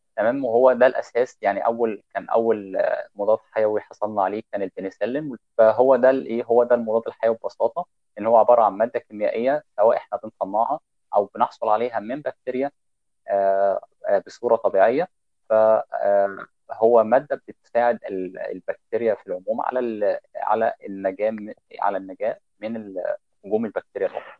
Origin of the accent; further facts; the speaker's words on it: Egypt; عندنا في مصر